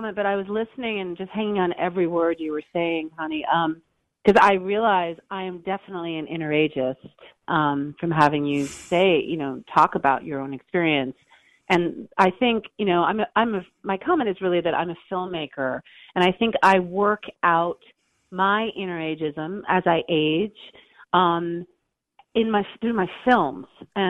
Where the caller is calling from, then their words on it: Los Angeles, California, United States; from Los Angeles. How are you guys?